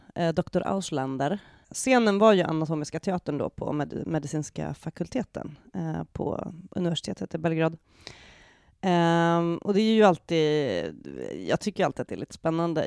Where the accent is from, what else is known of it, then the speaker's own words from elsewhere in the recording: Sweden; som svensk